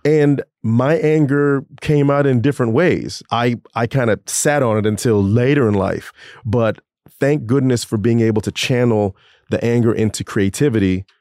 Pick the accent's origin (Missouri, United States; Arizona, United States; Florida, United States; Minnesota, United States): Florida, United States; Orlando; moved away; I grew up in Orlando